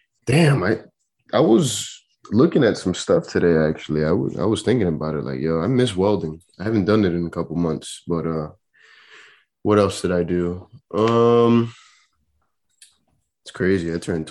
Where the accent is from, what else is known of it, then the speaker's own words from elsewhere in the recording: Elizabeth, New Jersey, United States; also born or lived in Pennsylvania; I moved around a lot. I started off in Pennsylvania, ended up coming down to my hometown here in Jersey, in Elizabeth.